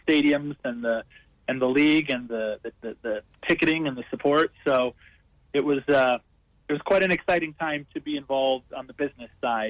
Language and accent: English; Minnesota, United States; now in Colorado, United States; Yeah, I grew up in Minnesota, a very cold, frigid northern American state, which is primarily known for its hockey and American football.